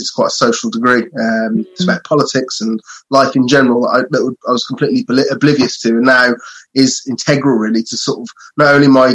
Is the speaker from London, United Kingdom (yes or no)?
no; Telford, West Midlands, United Kingdom; also born or lived in Brighton / Vietnam; I'm from Telford in Shropshire, which is like, there's not really much of a party scene up here